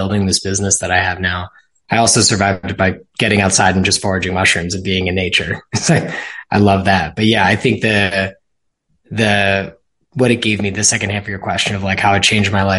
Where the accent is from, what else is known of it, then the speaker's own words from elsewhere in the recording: Ridley Park, Pennsylvania, United States; I was born and raised in Ridley Park, which is in Delco, Pennsylvania, just outside of Philadelphia, Delaware County